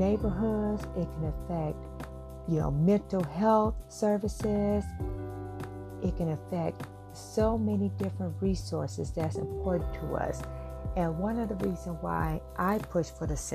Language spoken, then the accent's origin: English; St. Louis, Missouri, United States; I am from St. Louis, Missouri